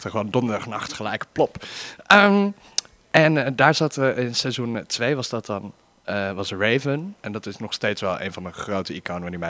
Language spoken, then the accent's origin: Dutch; Arnhem, Gelderland, Netherlands; born there; now in Amsterdam, Netherlands; ik woon in Amsterdam natuurlijk. maar ik ben oorspronkelijk geboren in Arnhem. Heel leuk, pittoresk stadje ergens in het oosten van het land.